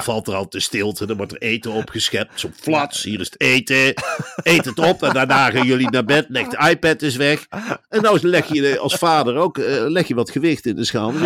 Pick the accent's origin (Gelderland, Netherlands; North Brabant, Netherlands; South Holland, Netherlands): Gelderland, Netherlands; Velp; Velp, waar ik ben opgegroeid